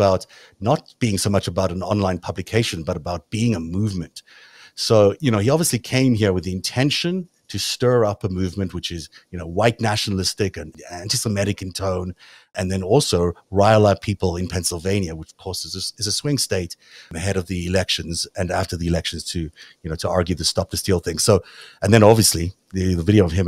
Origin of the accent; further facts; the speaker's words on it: South Africa; accent: South African; my South African accent